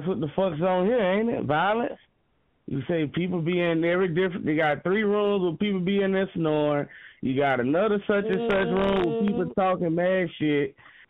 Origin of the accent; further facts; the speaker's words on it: New Orleans, Louisiana, United States; I'm not from no Minnesota, but I am from New Orleans.